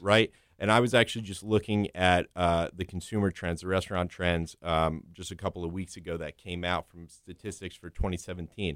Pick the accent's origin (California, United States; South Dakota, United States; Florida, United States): Florida, United States; South; also born or lived in Northeast United States / Manhattan, New York; originally I was, I was born in the Northeast, but I was raised and, and grew up down here in South Florida.